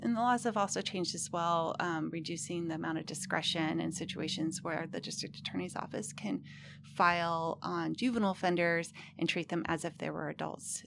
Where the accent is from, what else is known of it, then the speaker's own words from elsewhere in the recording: Humboldt County, California, United States; I'm actually from Humboldt County